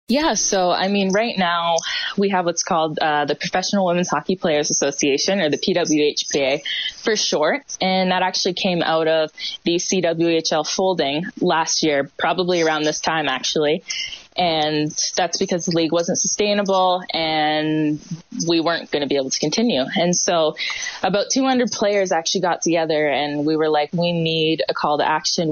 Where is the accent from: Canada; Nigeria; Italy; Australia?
Canada; Hamilton, Ontario; this is a city that I was born and raised and definitely proud to be from